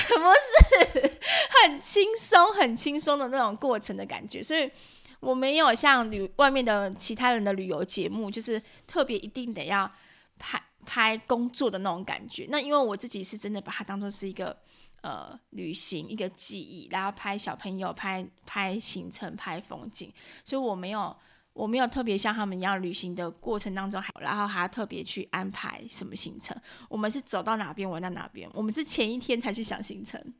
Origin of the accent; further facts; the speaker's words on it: Taiwan; 因为我们台湾人吃的烤肉都是习惯一份